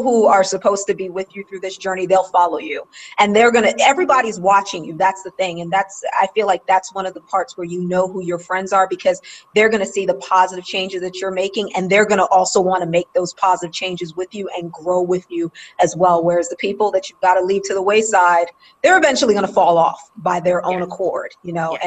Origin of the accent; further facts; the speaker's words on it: New York City, New York, United States; I grew up in New York in Queens